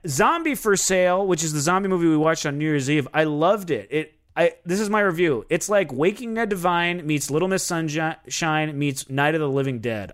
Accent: Minnesota, United States; I'm from Minnesota

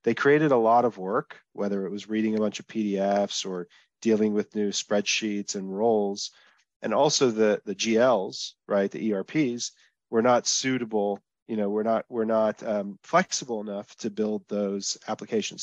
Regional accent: Texas, United States; also born or lived in Dallas, Texas / Israel; I'm from Texas. I'm actually calling from Israel today

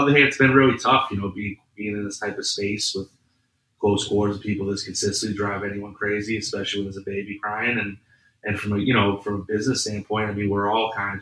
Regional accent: Boston, Massachusetts, United States; moved away as an adult; now in Los Angeles, United States; I'm originally from Boston, from the city, and I've been out here since about 2005

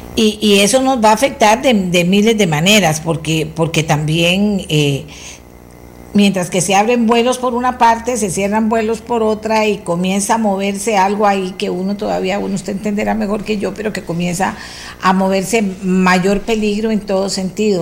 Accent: Costa Rica; somos los mismos ticos

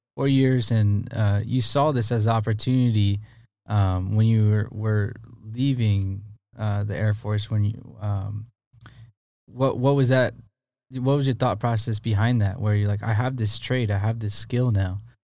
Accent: Poway, California, United States; I grew up right there in Poway

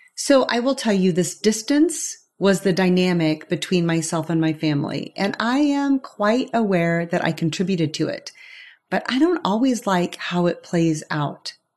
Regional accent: St. Joseph, Missouri, United States; moved away as an adult; my mom in St. Joseph, Missouri, where I was born and raised

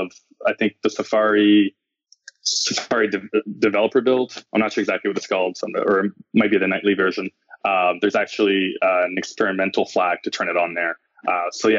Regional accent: Montreal, Quebec, Canada; moved away as an adult; now in Bay Area, United States; I'm originally from Montreal, and I moved to the Bay Area about maybe 8 to 9 months ago to join Netflix

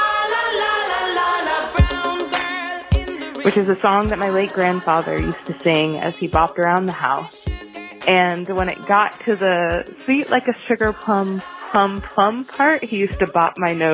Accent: Philadelphia, Pennsylvania, United States; I'm from Philadelphia.

